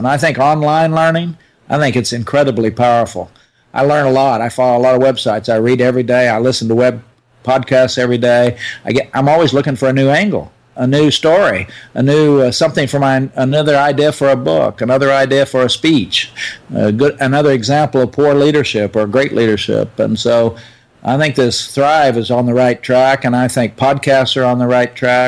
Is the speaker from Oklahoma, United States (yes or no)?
yes; Oklahoma, United States; moved away as an adult; also born or lived in France; I was from Oklahoma, and I was the country hick, they thought.